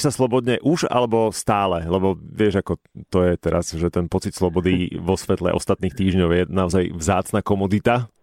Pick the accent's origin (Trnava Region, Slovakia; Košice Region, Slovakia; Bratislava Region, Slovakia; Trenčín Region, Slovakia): Bratislava Region, Slovakia; Bratislava; ako Bratislavčan